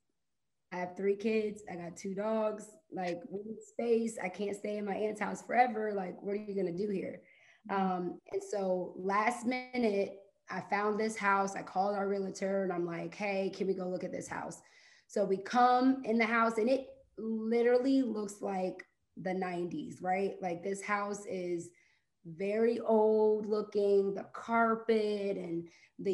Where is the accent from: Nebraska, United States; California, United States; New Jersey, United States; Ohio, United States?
Ohio, United States; moved away as an adult; now in Atlanta, United States; I'm from Ohio, lived there my whole life, and recently moved down to Atlanta August of last year